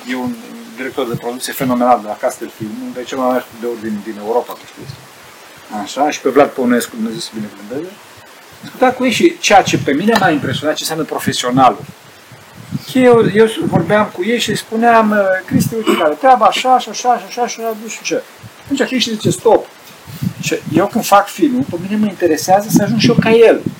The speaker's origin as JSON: {"language": "Romanian", "town": "Arad", "region": "Arad County", "country": "Romania", "said": "Deci Sfântul Roșmân, eu sunt din Arad, da?"}